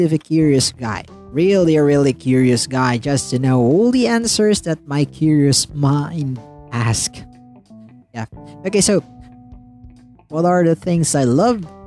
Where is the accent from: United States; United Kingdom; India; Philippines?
Philippines; from the Philippines